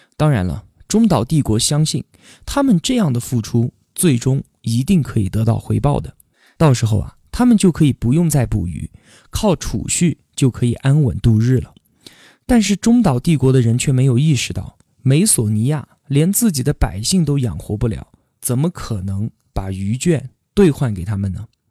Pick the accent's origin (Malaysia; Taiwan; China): China; 我们中国人